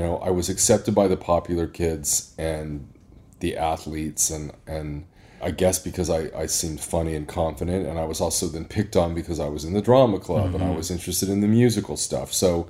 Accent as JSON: {"language": "English", "town": "Indianapolis", "region": "Indiana", "country": "United States", "tie": "born or raised there", "said": "I was born and raised in Indianapolis, Indiana."}